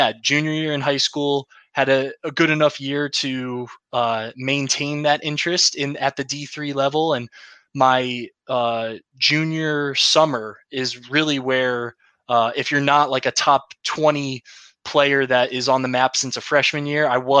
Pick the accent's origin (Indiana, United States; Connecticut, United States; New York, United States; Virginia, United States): New York, United States; Clifton Park; I grew up in Clifton Park, New York, about 20 minutes north of Albany